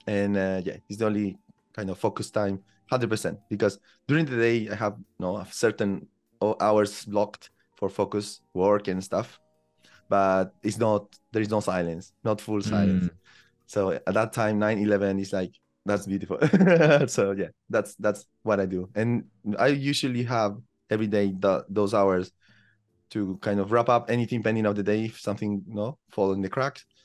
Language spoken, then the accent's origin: English; Chile; English is a second language; moved away as an adult; now in United Kingdom; I am from Chile